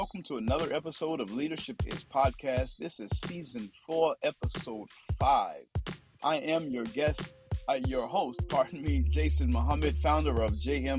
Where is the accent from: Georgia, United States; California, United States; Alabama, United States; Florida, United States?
Georgia, United States; Fort Valley; moved away as an adult; also born or lived in Minneapolis, Minnesota / North Carolina; now in Asheville, United States; I was born and raised in Fort Valley, Georgia. It's, you know, just right down the street from you.